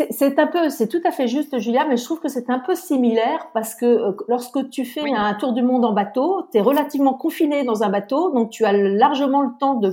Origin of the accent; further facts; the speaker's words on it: Lorient, Brittany, France; j'ai 58 ans, je suis originaire de Bretagne, je suis exactement euh, lorientaise.